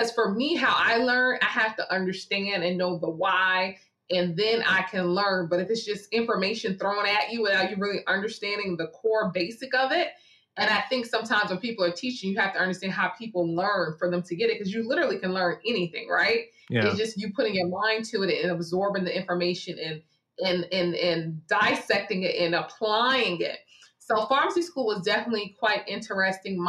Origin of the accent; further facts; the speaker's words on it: Linden, New Jersey, United States; moved away as an adult; also born or lived in Bronx, New York / New Orleans, Louisiana; I grew up in New Jersey. So I am from Linden, New Jersey. I was born in the Bronx. We moved to Jersey. I am a Jersey girl